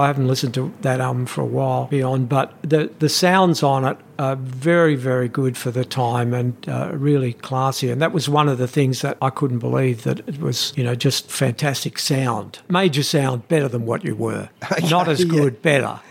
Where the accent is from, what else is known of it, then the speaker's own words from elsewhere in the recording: Australia; we come from Australia